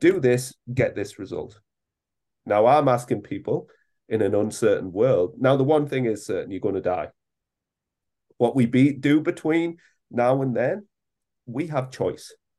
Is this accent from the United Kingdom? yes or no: yes; England, United Kingdom; as us British all